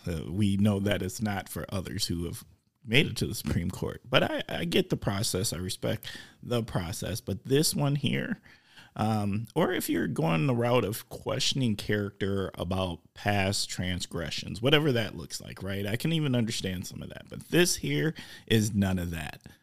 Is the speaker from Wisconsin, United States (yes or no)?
yes; Oshkosh, Wisconsin, United States